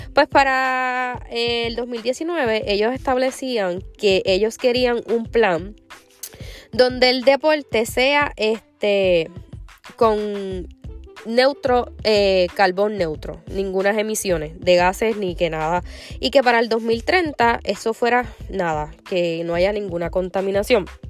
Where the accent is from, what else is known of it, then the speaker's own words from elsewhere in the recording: Puerto Rico; como buena puertorriqueña